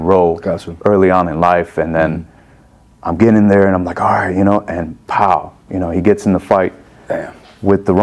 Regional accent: Chicago, Illinois, United States; I was born and raised in Chicago, Illinois

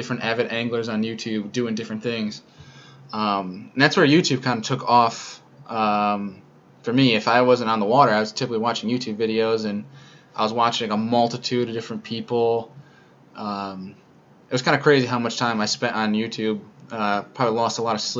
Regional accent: Rochester, New York, United States; moved away as an adult; also born or lived in Cortland, New York; now in South Bend, United States; I'm originally from Rochester, New York, but I'm in Indiana right now to complete my master's degree in sport management

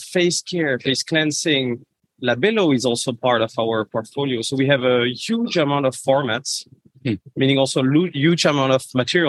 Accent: France; moved away as an adult; also born or lived in Reims, France; now in Hamburg, Germany; Obviously, you can see with my name that I'm French. It's a very French name. I'm currently the packaging director for the Nivea brand. Mm-hmm. And I'm located in Hamburg in Germany.

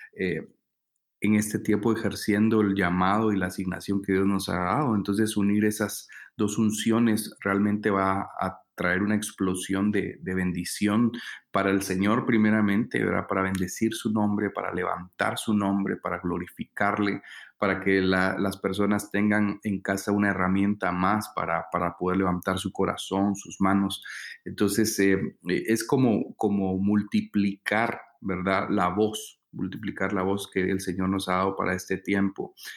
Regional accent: San Marcos, Guatemala; venimos desde San Marcos, Guatemala

